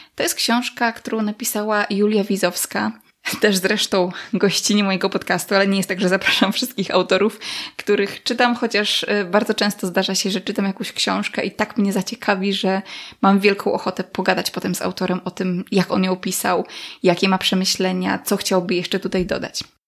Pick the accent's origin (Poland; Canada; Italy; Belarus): Poland; Podlaskie Voivodeship; w moich stronach